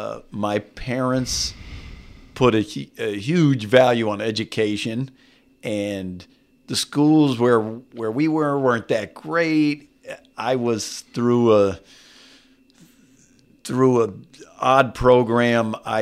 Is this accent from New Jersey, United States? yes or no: no; California, United States; also born or lived in Waco, Texas; The …, my dad's family is from Waco, Texas. My mom's family was from Abilene. I was born in Waco. They moved to California when I was a kid.